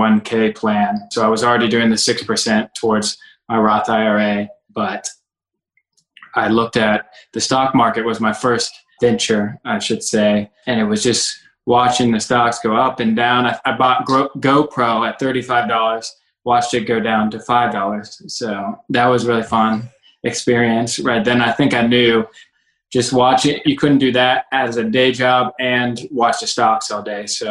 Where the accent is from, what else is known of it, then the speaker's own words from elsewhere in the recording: Cincinnati, Ohio, United States; also born or lived in Kentucky; I was born and raised in Cincinnati.